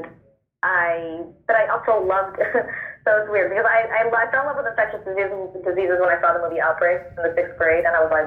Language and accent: English; Oakland, California, United States; moved away as an adult; also born or lived in New York; now in Los Angeles, United States; I moved to New York because I'm from Oakland. I started off in Oakland, moved to New York, and then did the move to LA a few years ago